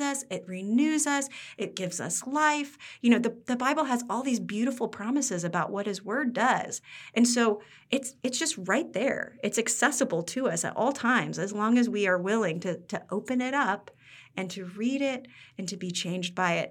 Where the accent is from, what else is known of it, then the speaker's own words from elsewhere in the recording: Midwest, United States; moved away as an adult; also born or lived in Pennsylvania; we're from the Midwest